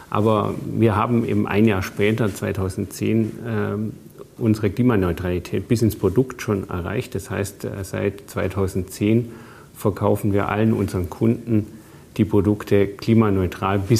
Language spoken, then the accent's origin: German; Bavaria, Germany; Ja, ich bin im Allgäu aufgewachsen.